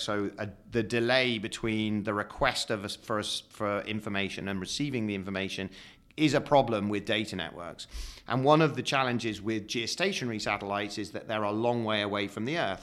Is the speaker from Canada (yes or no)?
no; United Kingdom; I'm British